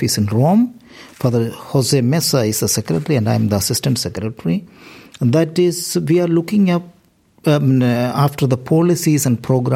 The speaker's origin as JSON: {"language": "English", "country": "India", "moved": "as an adult", "lives_now": "Galway, Ireland", "said": "I am from India"}